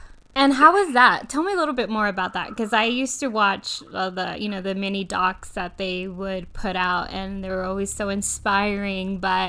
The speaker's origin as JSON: {"language": "English", "town": "Austin", "region": "Texas", "country": "United States", "said": "So I'm also from Austin. I also played soccer here"}